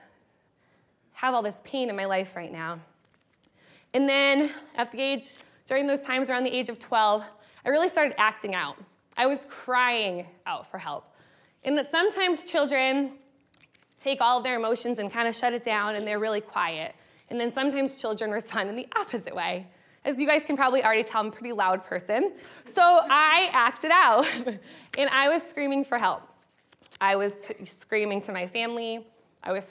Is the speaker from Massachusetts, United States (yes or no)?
yes; Western Massachusetts, United States; as a child, I grew up in Western Massachusetts, which is about an hour and a half from Boston